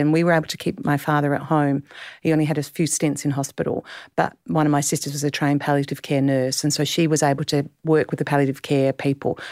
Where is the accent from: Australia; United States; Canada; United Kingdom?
Australia; Clare Valley, South Australia; also born or lived in Adelaide; I grew up in the Clare Valley